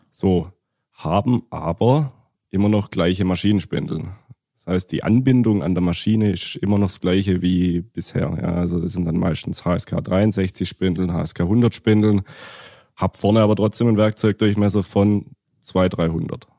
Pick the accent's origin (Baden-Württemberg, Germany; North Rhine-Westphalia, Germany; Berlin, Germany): Baden-Württemberg, Germany; near Stuttgart; komme aus der Nähe von Stuttgart